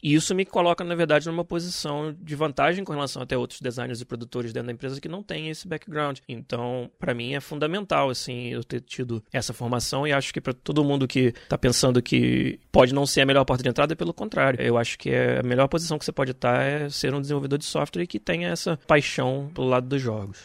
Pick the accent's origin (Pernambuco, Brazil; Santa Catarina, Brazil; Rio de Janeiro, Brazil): Rio de Janeiro, Brazil; Niterói; em Niterói, no estado do Rio, de onde eu nasci